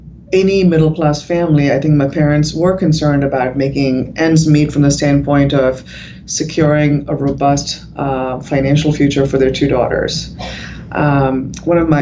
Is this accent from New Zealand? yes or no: no; India; moved away; I was from India